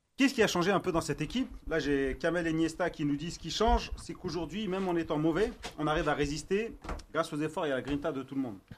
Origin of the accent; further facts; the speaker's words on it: Algeria; on est algérien